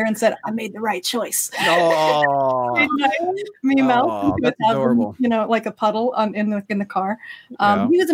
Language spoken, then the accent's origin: English; Nashville, Tennessee, United States; we're both from Nashville